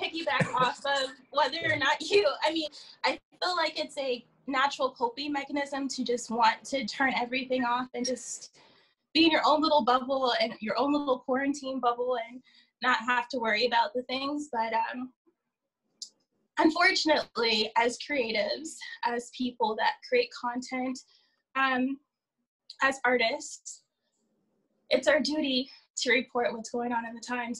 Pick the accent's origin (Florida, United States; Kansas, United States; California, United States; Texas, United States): California, United States; Palm Springs; born or raised there; also born or lived in Victorville / San Bernardino / Riverside; now in Los Angeles, United States